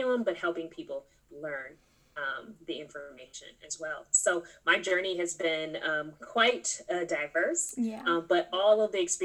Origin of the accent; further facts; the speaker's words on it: California, United States; I'm originally from California.